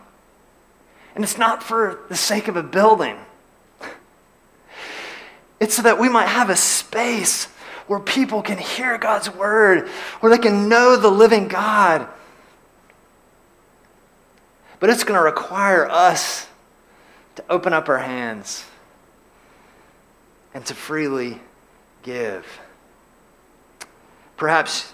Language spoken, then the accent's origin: English; LaGrange, Georgia, United States; I grew up in LaGrange, Georgia, and in LaGrange, Georgia, we have a lake